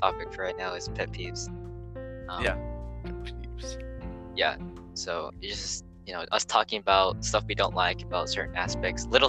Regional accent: United States; we're American

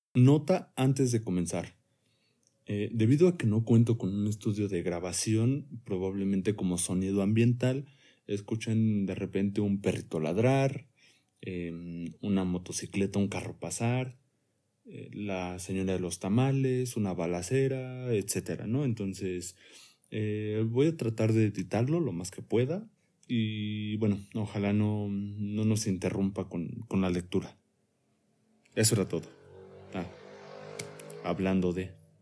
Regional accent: Mexico; como mexicanos

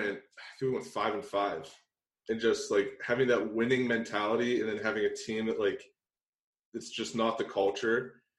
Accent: Beaver, Pennsylvania, United States; I mean, I didn't grow up too far from there. I mean, I think we might have played each other in high school. I went to Beaver.

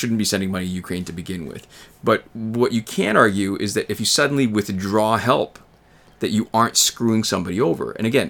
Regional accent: Canada; And even as a Canadian, where I don't really have the same kind of direct personal stake in it, it's really kind of compelling

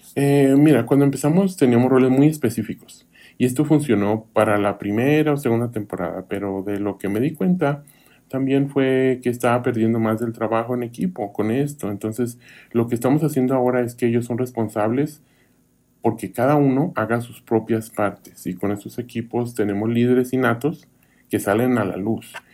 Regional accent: Kansas, United States; moved away as an adult; also born or lived in Arkansas / Sweden; now in Eagle County, United States; en Kansas, de donde yo soy

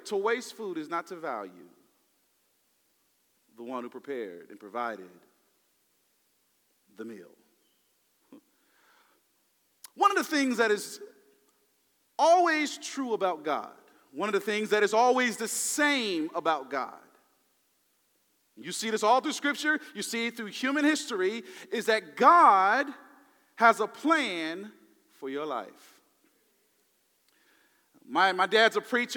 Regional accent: the South, United States; Now I'm from the South

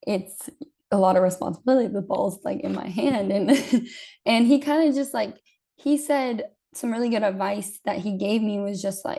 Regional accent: the Bay Area, California, United States; we're both from the Bay

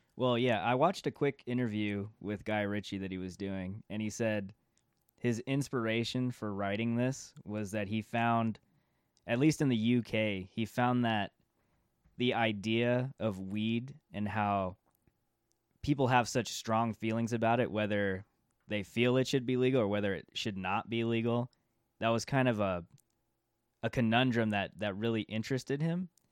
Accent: California, United States; being from California

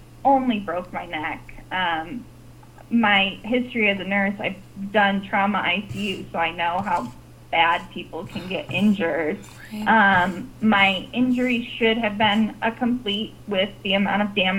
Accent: Southeast Michigan, United States; moved away as an adult; now in Oregon, United States; I'm born and raised in Southeast Michigan

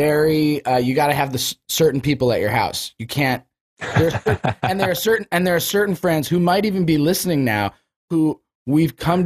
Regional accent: Cleveland, Ohio, United States; born or raised there

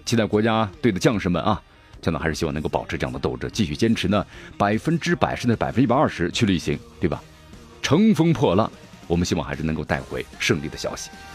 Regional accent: China; 咱们中国

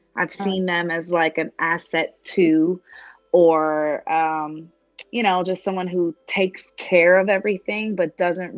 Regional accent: New York, United States; moved away as an adult; now in Las Vegas, United States; I'm from New York

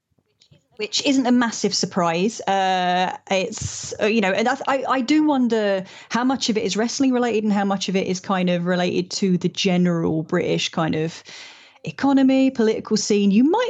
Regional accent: Ireland; I'm allowed to say that I'm Irish, okay. It's fine.

